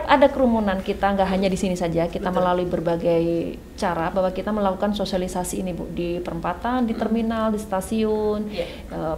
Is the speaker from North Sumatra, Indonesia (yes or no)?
no; Surakarta, Central Java, Indonesia; Jawanya Solo.